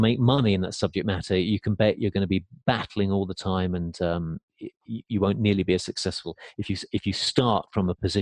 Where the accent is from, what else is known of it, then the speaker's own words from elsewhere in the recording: England, United Kingdom; moved away as an adult; now in United States; growing up in England